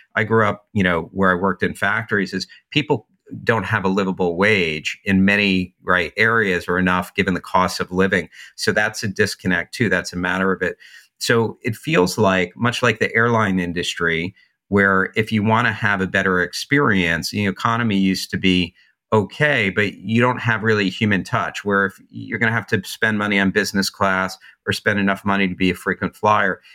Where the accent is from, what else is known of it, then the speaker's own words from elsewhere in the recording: New Jersey, United States; moved away as an adult; also born or lived in New York City / Santa Monica; I'm from New Jersey